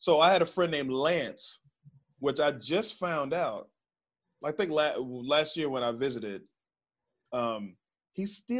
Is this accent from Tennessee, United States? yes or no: no; Waco, Texas, United States